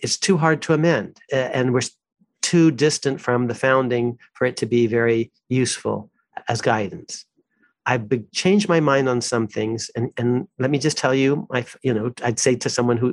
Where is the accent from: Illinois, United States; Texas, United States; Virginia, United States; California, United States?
California, United States; Walnut Creek; also born or lived in Midwest; I grew up in Walnut Creek, California